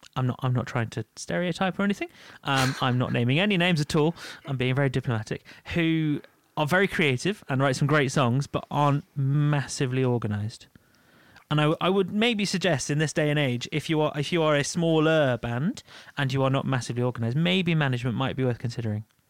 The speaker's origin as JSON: {"language": "English", "country": "United Kingdom", "said": "We're British."}